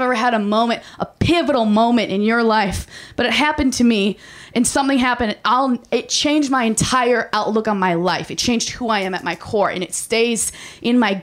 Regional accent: Minnesota, United States; now in Los Angeles, United States; I'm from Minnesota

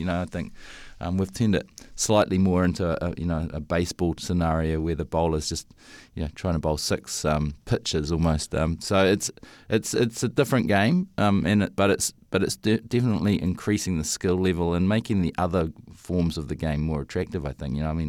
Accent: New Zealand; I noticed that they quite often being South Africans or Australians, and I'm the New Zealander, and I keep losing.

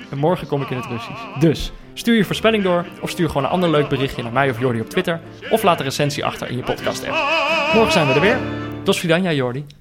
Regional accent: Netherlands; als Nederlander

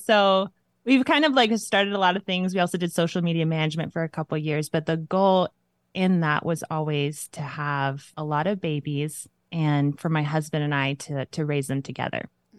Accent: Mexico; moved away; And I grew up in Mexico as a missionary kid down there and then came over here, met my man

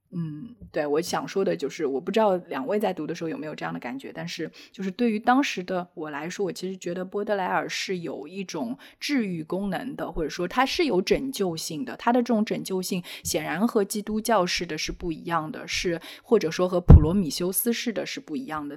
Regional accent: Shanghai, China; 我是上海土著，我是在上海出生的

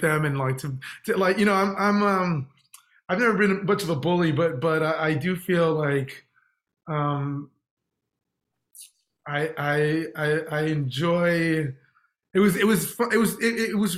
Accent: Texas, United States; I'm from Texas

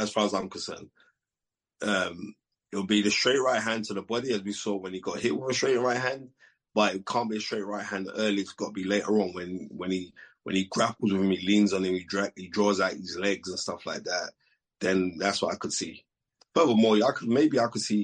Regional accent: United Kingdom; Being British

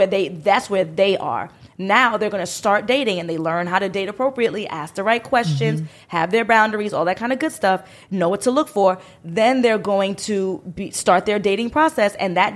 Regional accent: New York City, New York, United States; I'm from New York City. I'm sure you could tell from my accent.

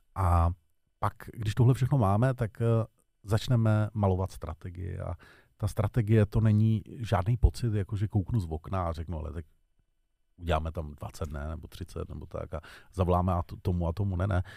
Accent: Czechia

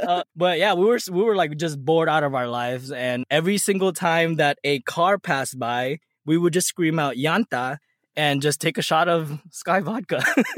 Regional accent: National City, California, United States; moved away as an adult; also born or lived in Philippines; now in Dallas, United States; Like I said, born and raised in San Diego. Oh, I wasn't born in San Diego. I was born in the Philippines, raised in San Diego, California, more specifically Nasty City. I left there about 2013, joined the Air Force.

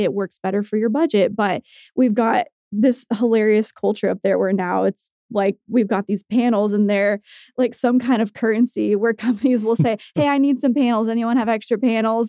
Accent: Tulsa, Oklahoma, United States; I grew up in Tulsa. I was born here, raised here, went to college here, and have stayed here

